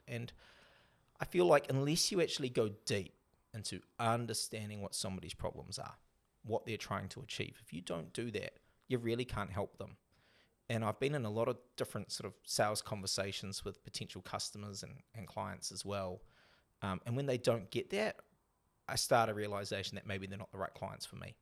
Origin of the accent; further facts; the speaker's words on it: New Zealand; also born or lived in North Sydney, Australia; I'm back to being the Kiwi I am now.